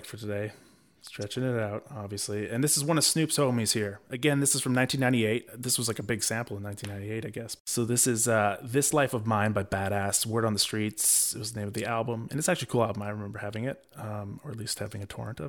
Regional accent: Vancouver, British Columbia, Canada; I was from Vancouver

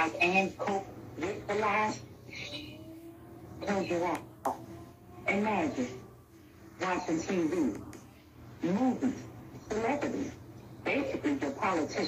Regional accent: Philadelphia, Pennsylvania, United States; I'm not from Africa. I'm from Philadelphia, Pennsylvania.

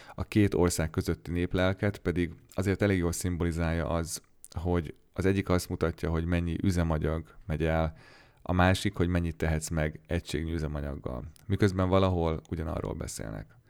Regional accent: Hungary; moved away as an adult; now in Goldsboro, United States; hogy magyar vagyok

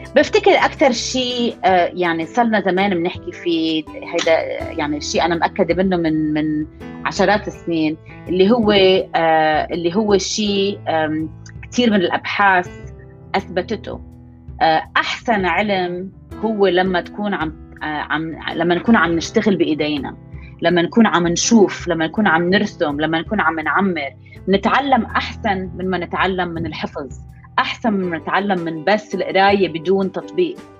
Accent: Lebanon; moved away as an adult; also born or lived in Boston, United States; now in New York, United States; أنا لبنانية الأصل بس عايشة بنيويورك صار لي هلأ تقريبا 17 سنة آه، آه، كبرت بلبنان

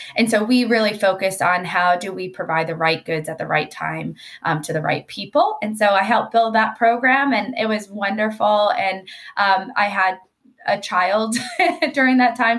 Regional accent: Georgia, United States; moved away as an adult; also born or lived in Washington, D.C.; now in California, United States; I am from Georgia

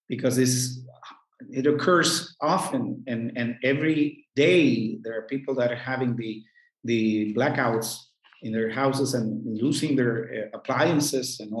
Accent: Caguas, Puerto Rico; I was born and raised in Caguas, in the central eastern part of the island of Puerto Rico.

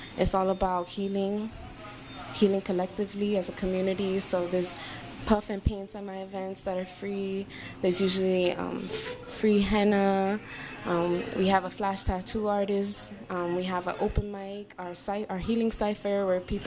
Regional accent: New York City, New York, United States; also born or lived in Lower East Side, New York City / Puerto Rico (ancestry); I'm a Boricua, Afro-Taina woman from the Lower East Side. I was raised in Harlem, moved there when I was 9 in East Harlem

